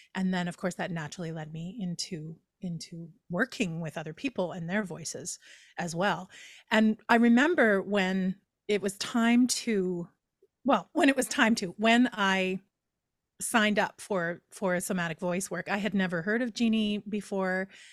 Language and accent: English; Edmonton, Alberta, Canada; moved away as an adult; in my hometown of Edmonton, Alberta